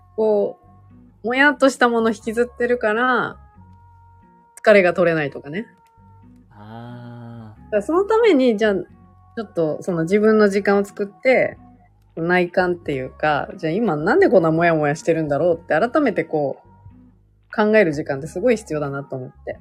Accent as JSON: {"language": "Japanese", "region": "Gunma", "country": "Japan", "tie": "born or raised there", "moved": "as an adult", "lives_now": "Tokyo, Japan", "said": "出身群馬なので。"}